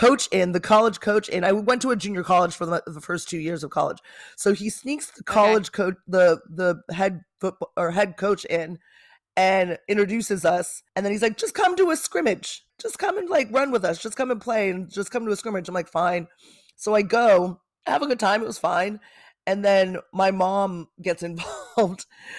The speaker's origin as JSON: {"language": "English", "town": "Manhattan Beach", "region": "California", "country": "United States", "tie": "born or raised there", "said": "Well, I also live in the land of the trees, i.e. Manhattan Beach. It's where I grew up and in California."}